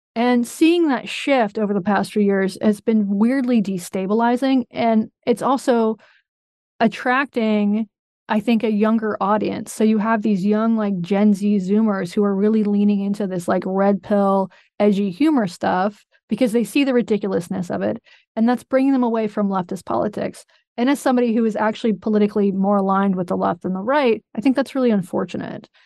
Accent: North Carolina, United States; I'm from North Carolina

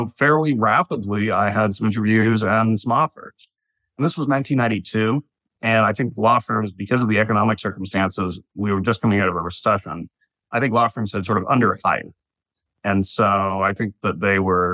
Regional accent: Toronto, Ontario, Canada; moved away as an adult; now in New York, United States; I'm Canadian. I grew up in Toronto

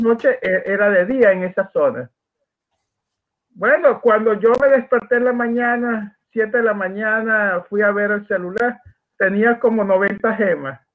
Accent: Maracaibo, Zulia, Venezuela; accent: Maracucho; una forma de hablar eh, en Venezuela, en Maracaibo, Estados Unidos, donde yo nací

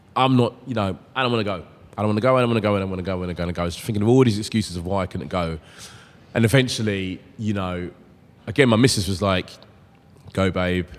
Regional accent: London, United Kingdom; I'm growing up in South London

